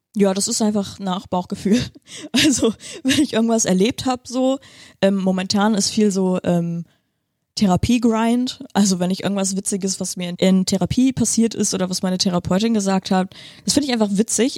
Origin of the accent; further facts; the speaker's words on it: Viersen district, North Rhine-Westphalia, Germany; moved away as an adult; also born or lived in Split, Croatia / Heidelberg / Bremerhaven; now in Bremen, Germany; Ich bin ja äh, geboren in Kroatien, in Split. Dann als Säugling nach Deutschland gekommen, in Nordrhein-Westfalen, Kreis Viersen aufgewachsen.